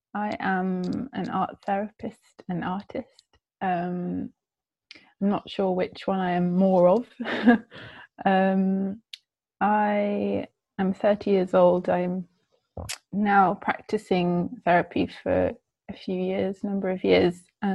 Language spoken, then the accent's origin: English; South West England, United Kingdom; also born or lived in France / Netherlands; But I grew up in England, in Gloucestershire, actually. And I moved around quite a bit around England when I was younger.